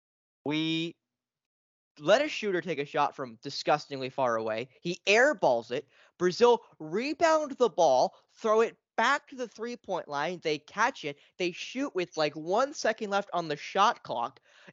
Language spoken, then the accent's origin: English; Canada; as a Canadian with a passport and everything, a SIN card and everything